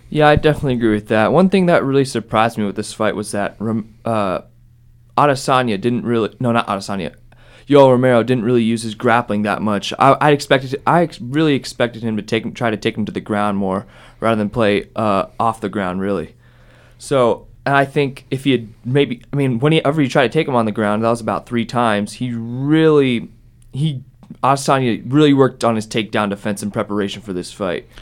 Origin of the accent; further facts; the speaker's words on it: Columbus, Ohio, United States; I'm from Columbus.